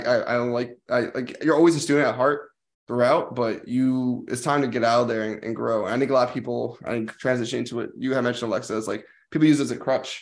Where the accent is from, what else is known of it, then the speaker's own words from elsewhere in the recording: New Jersey, United States; moved away as an adult; also born or lived in Washington, D.C.; this is where I lived in New Jersey, which was like I went to a specialized school, but a lot of people I played sports with were my hometown friends